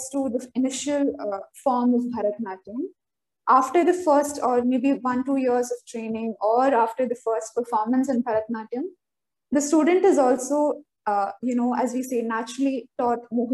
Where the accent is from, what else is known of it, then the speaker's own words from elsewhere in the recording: Kerala, India; moved away as an adult; now in Delhi, India; I was born and brought up in Kerala.